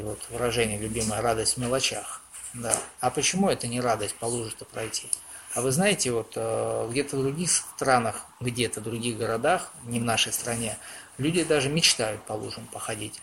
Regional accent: Oryol, Oryol Oblast, Russia; also born or lived in Omsk; Хоть я и родился в Омске, но в Орле всю свою жизнь практически прожил

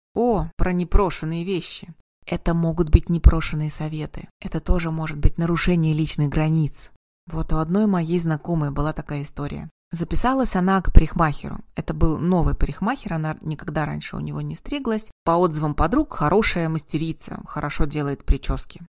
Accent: Kazan, Tatarstan, Russia; Я принимаю как в родном городе, в Казани, так и онлайн

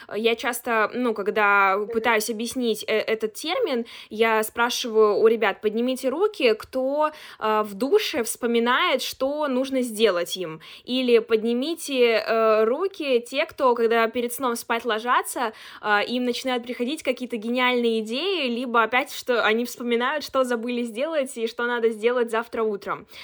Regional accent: Chelyabinsk, Chelyabinsk Oblast, Russia; moved away as an adult; now in Moscow, Russia

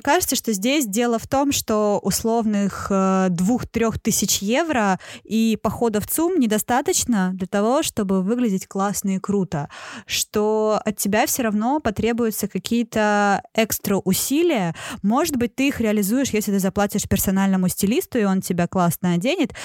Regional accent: Sosnovy Bor, Leningrad Oblast, Russia; школьные экскурсии, когда мы приезжали из Соснового Бора, городка

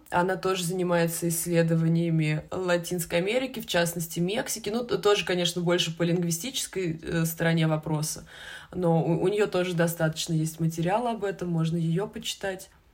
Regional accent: Russia; мы вот туристы из России

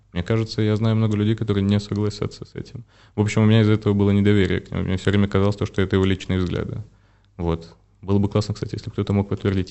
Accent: Belarus; я, вот по сути своей, это белорус вырос в белорусской семье, там с мамой, с бабушкой, дедушкой. Я прям белорус-белорус.

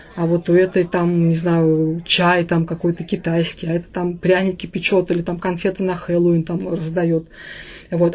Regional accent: Samara, Samara Oblast, Russia; я изначально из Самары, я самарская девочка, у меня все из Самары

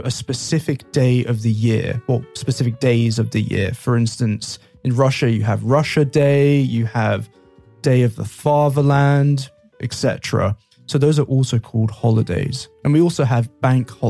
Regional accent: London, United Kingdom; I'm from London

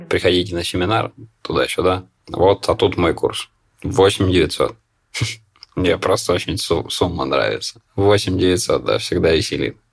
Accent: Siberia, Russia; moved away as an adult; now in Moscow, Russia; Я сам из Сибири, вот пять лет живу в Москве

